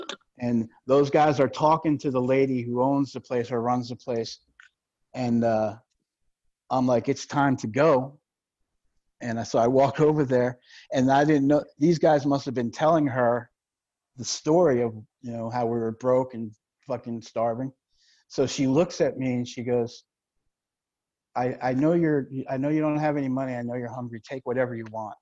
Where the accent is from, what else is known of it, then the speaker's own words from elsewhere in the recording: New Jersey, United States; I'm from Jersey